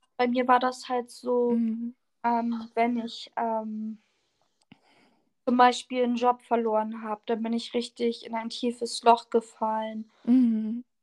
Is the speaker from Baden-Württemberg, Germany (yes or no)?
no; Oldenburg, Lower Saxony, Germany; ich komme aus Oldenburg.